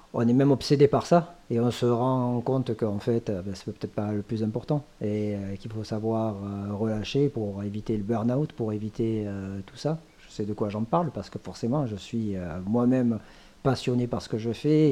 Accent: Thuir, Occitania, France; mon village natal maintenant qui s'appelle Tuir

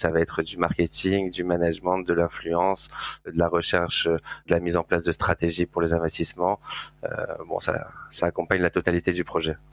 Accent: Marseille, Provence-Alpes-Côte d'Azur, France; je viens de Marseille, je suis né là-bas et j'ai fait mes études à Euromed à l'époque

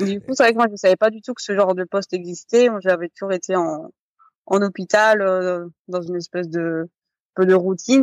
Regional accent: Strasbourg, Grand Est, France; moved away; also born or lived in French Polynesia; À la base de Strasbourg

